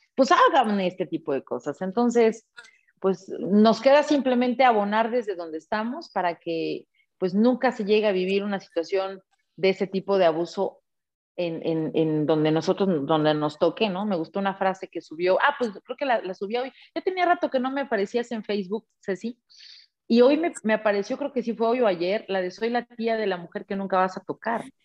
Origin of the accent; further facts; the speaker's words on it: Mexico; levantando la voz como mexicana